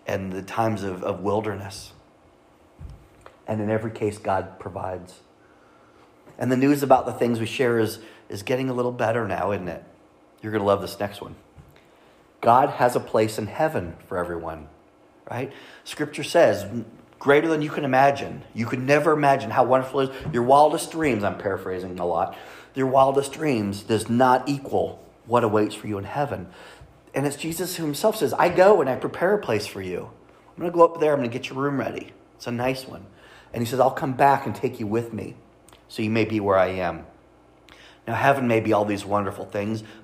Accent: Kansas City, Missouri, United States; we're from Kansas City

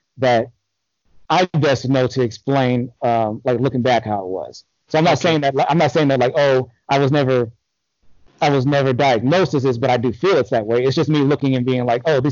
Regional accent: Los Angeles, California, United States; moved away as an adult; also born or lived in North Carolina; I'm from Los Angeles, different parts of Los Angeles. I've never lived in the city proper, but I've lived in various cities within the county.

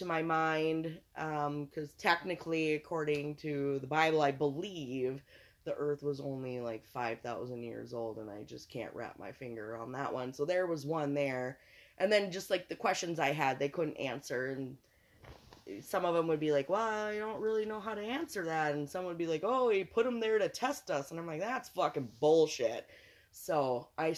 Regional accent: Montgomery, United States; I grew up in Montgomery. It was pretty horrific here.

